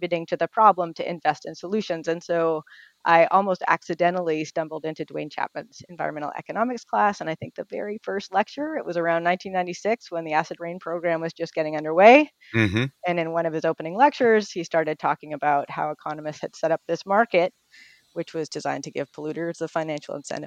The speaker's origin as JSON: {"language": "English", "town": "Toronto", "region": "Ontario", "country": "Canada", "tie": "born or raised there", "also_born_or_lived": "Ithaca, United States", "moved": "as an adult", "lives_now": "United States", "said": "I grew up in Toronto in Canada"}